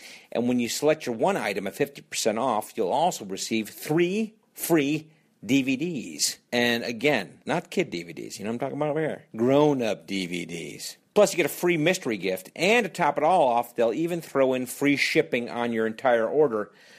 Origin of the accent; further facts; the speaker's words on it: Connecticut, United States; my home state of Connecticut.